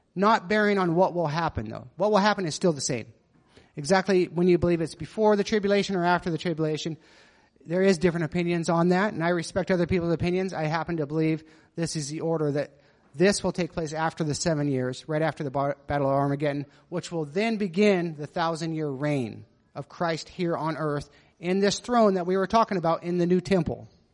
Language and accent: English; Nevada, United States; growing up in Nevada